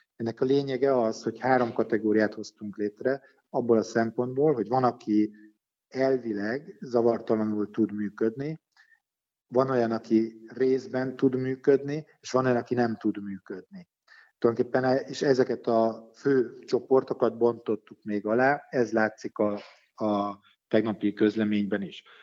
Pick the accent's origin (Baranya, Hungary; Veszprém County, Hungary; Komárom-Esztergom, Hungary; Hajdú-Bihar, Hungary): Baranya, Hungary; Pécs; also born or lived in Budapest; Én hát alapvetően Pécsi vagyok, én Pécsen születtem, Pécsen tanultam, Pécsen élek mindennapjékat